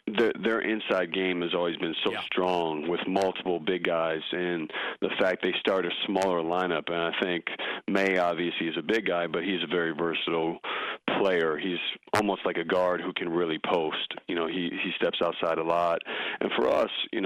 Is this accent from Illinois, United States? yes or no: yes; Chicago, Illinois, United States; moved away as an adult; now in North Carolina, United States; growing up in Chicago